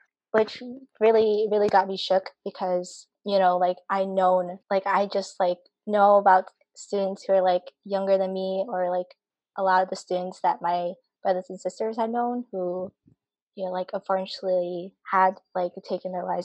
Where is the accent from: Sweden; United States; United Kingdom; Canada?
United States; Appleton, Wisconsin; I'm from Appleton, Wisconsin